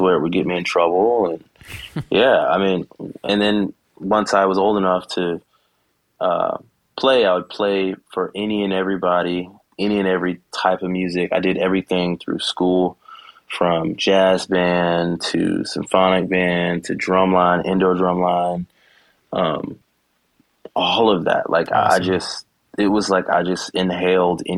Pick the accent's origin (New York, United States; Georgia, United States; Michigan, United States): Georgia, United States; Savannah area; I am originally from Savannah, Georgia. Well, I was born in Savannah, but I grew up in a small town right outside of Savannah. It's called Rankin, Georgia